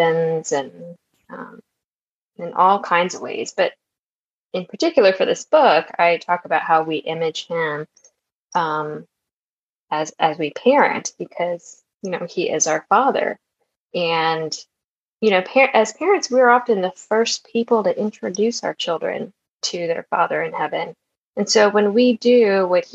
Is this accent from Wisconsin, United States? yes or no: no; Maryland, United States; moved away as an adult; also born or lived in Georgia; I grew up in Maryland